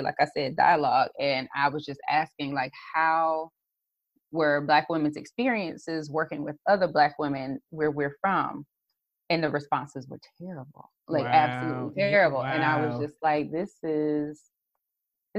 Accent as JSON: {"language": "English", "region": "South Carolina", "country": "United States", "tie": "born or raised there", "said": "a brand strategist, social media strategist from the South Carolina area."}